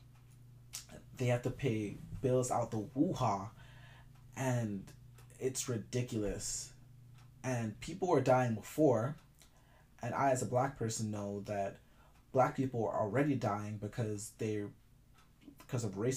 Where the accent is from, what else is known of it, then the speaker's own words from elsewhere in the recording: Jamaica; I'm Jamaican